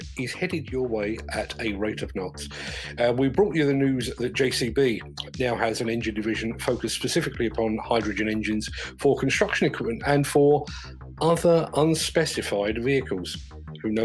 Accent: London, United Kingdom; When I was growing up in London, South London, in the 1970s

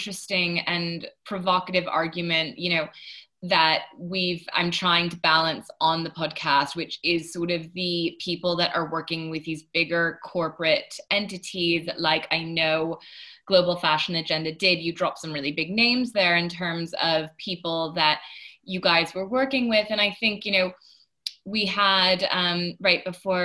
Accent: United States; moved away; my home country of America

